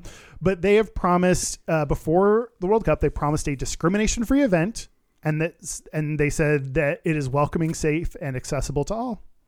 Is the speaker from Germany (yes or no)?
no; Qatar; Should all of us gay Qataris emigrate? I have thought of that, but this is my home country. I love my country and I'm proud of it and I don't have anywhere else to go.